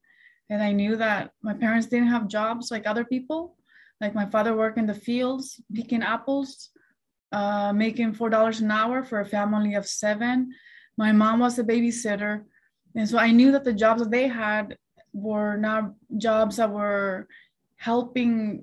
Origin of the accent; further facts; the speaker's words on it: Chelan, Washington, United States; English is a second language; now in Beverly Hills, United States; growing up in Chelan